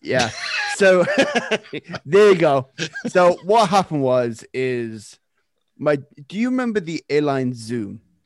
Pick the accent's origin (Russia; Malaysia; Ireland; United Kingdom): United Kingdom; Nottingham, East Midlands; moved away as an adult; now in Canada; I am originally from Nottingham, England.